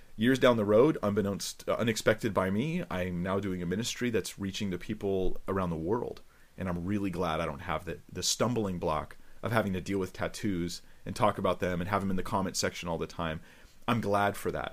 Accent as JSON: {"language": "English", "region": "California", "country": "United States", "said": "I'm from California"}